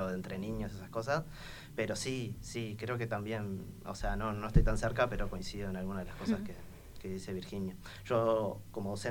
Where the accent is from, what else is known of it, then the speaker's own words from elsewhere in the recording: Montevideo, Uruguay; Soy montevideano, sí. Soy. haber nacido en, cerca del estadio María Michelle de Lazaroff de Danubio, en Jardín del Hipódromo, pero ahora soy acá vecino de la radio, vivo en la Ciudad Vieja, en la aduana.